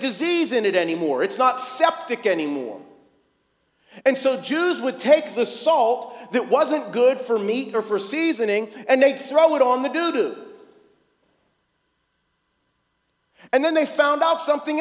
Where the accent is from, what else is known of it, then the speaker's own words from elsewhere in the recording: North Braddock, Pennsylvania, United States; I'm from here. I grew up in North Braddock, and I wasn't a Christian